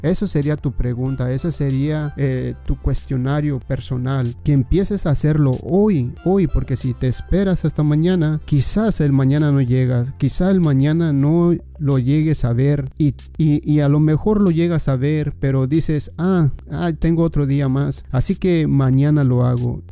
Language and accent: Spanish; Mexico; yo que soy mexicano